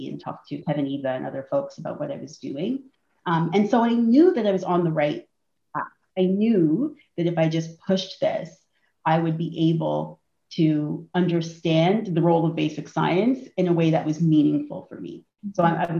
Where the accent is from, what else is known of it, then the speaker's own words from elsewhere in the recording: Toronto, Ontario, Canada; I grew up in Toronto. I've always lived here. I grew up in the north end of the city in a neighborhood called Rexdale.